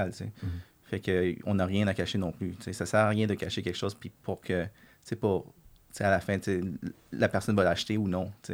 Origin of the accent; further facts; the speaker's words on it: Quebec, Canada; on est québécois, puis on, veut, on, est fier d'être québécois